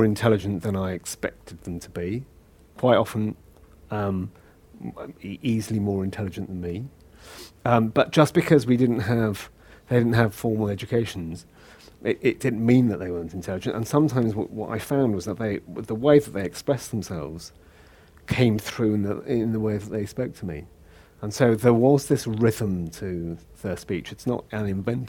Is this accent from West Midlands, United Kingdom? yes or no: no; Liverpool, North West England, United Kingdom; accent: Scouse; moved away as an adult; now in London, United Kingdom; I grew up in Liverpool. So, mm-hmm. I'm born and bred Scouser